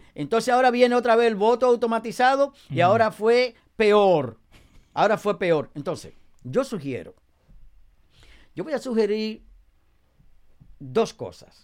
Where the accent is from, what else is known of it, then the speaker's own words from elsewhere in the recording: Dominican Republic; now in Passaic, United States; en mi país